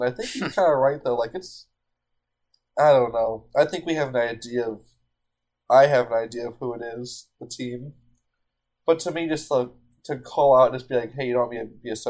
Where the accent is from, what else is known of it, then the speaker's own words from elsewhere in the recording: United States; as an American